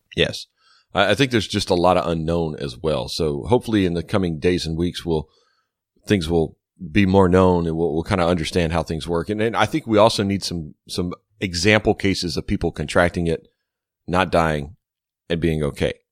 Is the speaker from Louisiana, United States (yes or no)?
yes; Baton Rouge, Louisiana, United States; we grew up in Baton Rouge